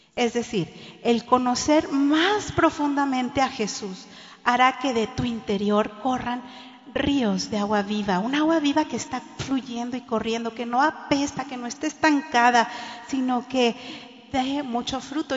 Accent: Monterrey, Nuevo León, Mexico; now in Cancún, Mexico; nací en Monterrey y toda mi niñez la viví ahí

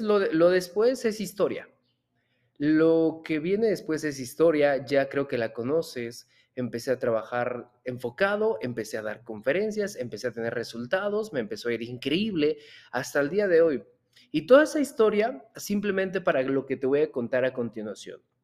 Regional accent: Mexico; Yo soy empresario mexicano

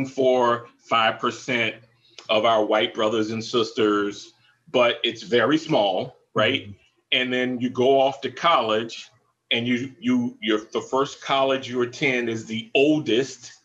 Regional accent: the South, United States; moved away; I grew up in the South

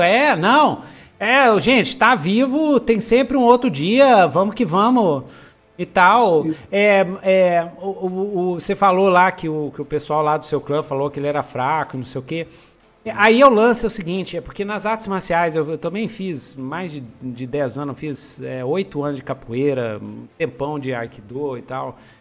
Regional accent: Brazil; Nós somos brasileiros

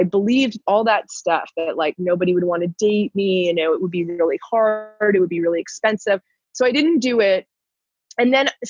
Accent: Toronto, Ontario, Canada; moved away as an adult; also born or lived in Newfoundland / Guatemala / Nicaragua; now in Mexico; I was born in Newfoundland in the Far East where the Titanic went down. Wow. My hometown is Toronto. I've lived all over Canada, but I lived there the most.

